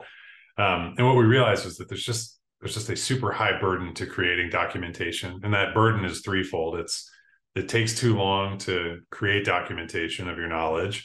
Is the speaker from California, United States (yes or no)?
no; Buffalo, New York, United States; I'm from Buffalo, New York, Buffalo in upstate New York